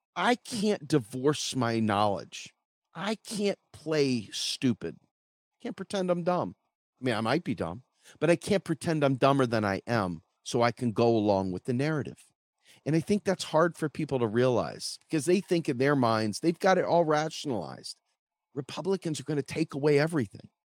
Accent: United States; I'm an American citizen

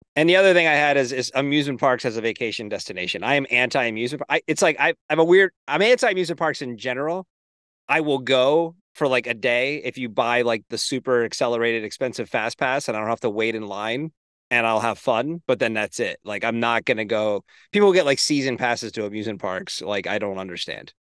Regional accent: Hershey, Pennsylvania, United States; I grew up near Hershey Park in Hershey, Pennsylvania

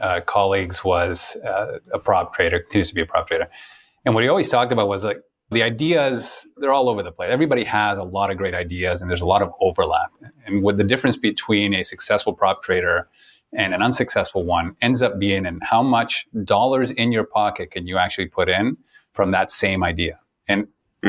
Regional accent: Toronto, Ontario, Canada; moved away; I'm originally from Toronto

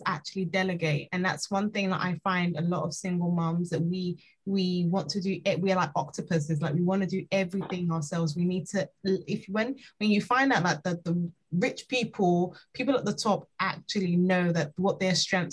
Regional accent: Nigeria; I'm Nigerian

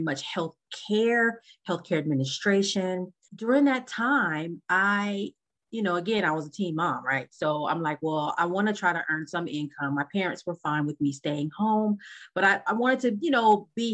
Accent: Los Angeles, California, United States; I am from Los Angeles, California

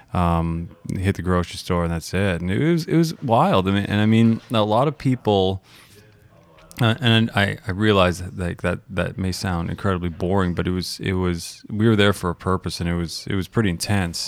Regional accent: Calgary, Alberta, Canada; also born or lived in Toronto; I grew up in the Toronto volleyball or basketball scene, Toronto, Calgary basketball or, or, or volleyball scene

